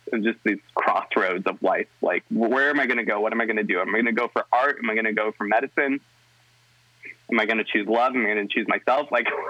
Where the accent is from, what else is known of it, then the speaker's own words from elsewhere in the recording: Northwest, United States; I grew up in the Northwest, which a lot of people are like, yeah, liberal, yeah, wonderful. But wasn't the case in my hometown, wasn't the case where I was growing up.